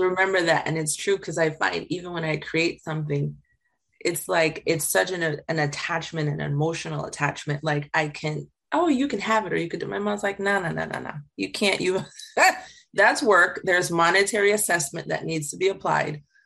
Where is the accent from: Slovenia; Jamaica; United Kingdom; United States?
Jamaica; I grew up in Jamaica